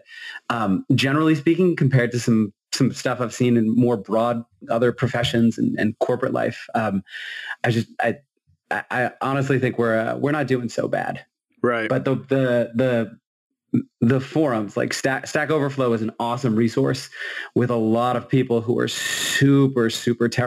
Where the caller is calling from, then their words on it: Massachusetts, United States; Hey, everyone. I'm coming in from Massachusetts since that's apparently what we're doing.